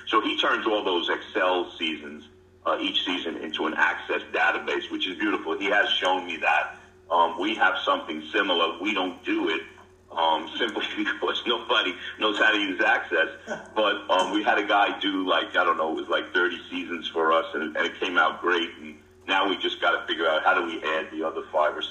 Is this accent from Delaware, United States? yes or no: yes; Delaware, United States; I'm from Delaware.